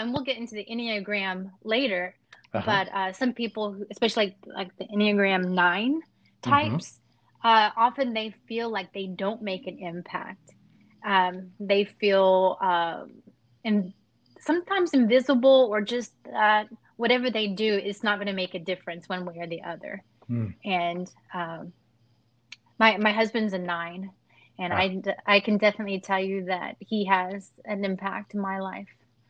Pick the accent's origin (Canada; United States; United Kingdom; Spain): United States; Pampa, Texas; also born or lived in Amarillo; So I'm from Amarillo, actually a small town near there called Pampa.